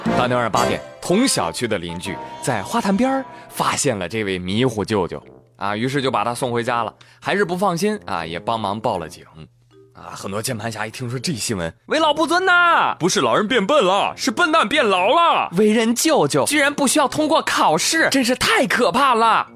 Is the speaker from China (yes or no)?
yes; China; 作为一个中国人，我，我不会打麻将